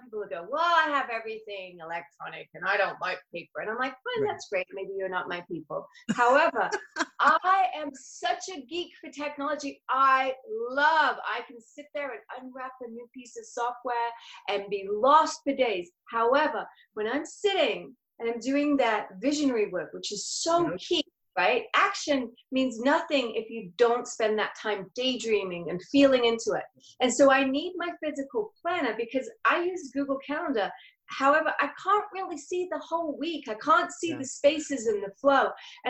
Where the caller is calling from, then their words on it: La Quinta, California, United States; I'm coming from La Quinta, which for those of you who don't know California that well, is by Palm Springs in California.